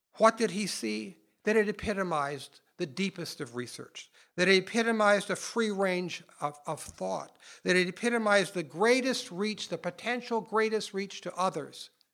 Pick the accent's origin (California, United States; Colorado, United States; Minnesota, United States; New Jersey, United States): Minnesota, United States; my home state of Minnesota